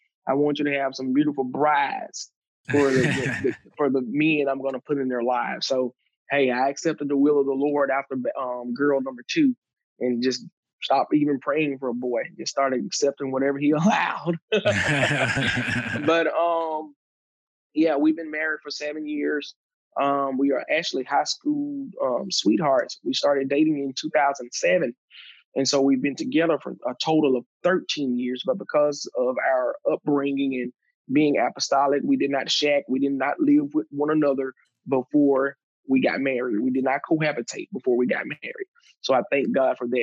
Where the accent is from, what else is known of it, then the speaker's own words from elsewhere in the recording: Macon, Mississippi, United States; also born or lived in Starkville, Mississippi; I was born and raised in Starkville, Mississippi, Oktibbeha County, just north of Noxubee County, which was my hometown where we resided in Macon, Mississippi